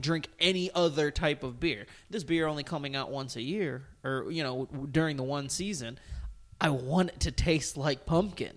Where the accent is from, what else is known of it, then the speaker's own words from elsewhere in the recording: Toledo, Ohio, United States; my hometown, Toledo Rockets